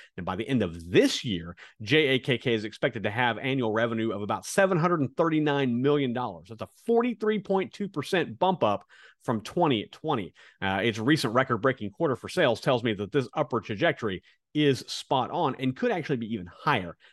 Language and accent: English; Kansas, United States; growing up in Kansas, uh, as a kid, m-, my family didn't have a lot of money.